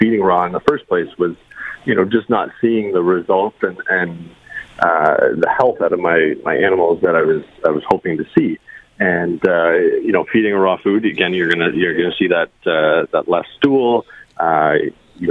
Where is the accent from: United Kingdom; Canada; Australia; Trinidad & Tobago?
Canada; Niagara Falls, Ontario; also born or lived in Welland, Ontario; I've grown up in Niagara Falls, so very excited to be at the expo, you know, in my hometown